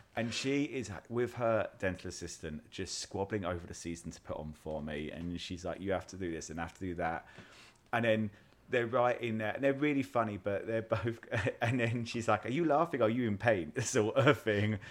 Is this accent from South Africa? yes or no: no; United Kingdom; I'm British